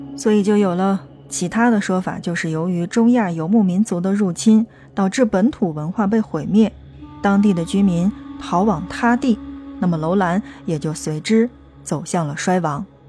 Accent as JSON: {"language": "Chinese", "country": "China", "said": "对我们中国人而言"}